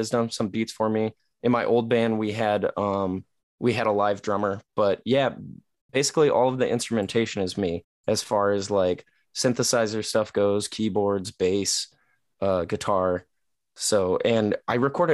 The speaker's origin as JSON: {"language": "English", "town": "Whittier", "region": "California", "country": "United States", "tie": "born or raised there", "also_born_or_lived": "La Habra, California / Pomona, California", "lives_now": "Orange, United States", "said": "I was born in Whittier. I lived in La Habra"}